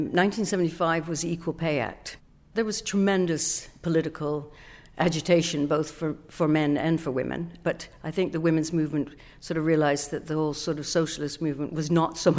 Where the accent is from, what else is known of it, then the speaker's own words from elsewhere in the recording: Canada; moved away as an adult; also born or lived in Britain; now in United Kingdom; I'm Canadian, I was new to Britain